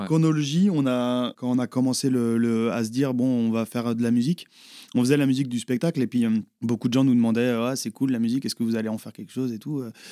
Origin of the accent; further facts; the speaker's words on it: Les Herbiers, Pays de la Loire, France; aux Herbiers C'est mon bled de chez moi, 8-5